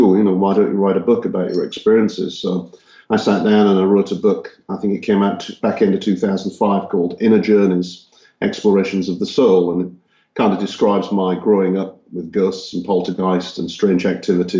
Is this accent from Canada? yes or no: no; Hull, Yorkshire and the Humber, United Kingdom; born or raised there; moved away as an adult; also born or lived in Texas, United States; now in Czech Republic